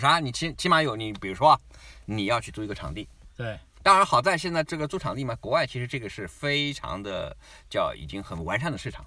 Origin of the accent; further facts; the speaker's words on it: China; also born or lived in Shanghai; now in Australia; 我们中国人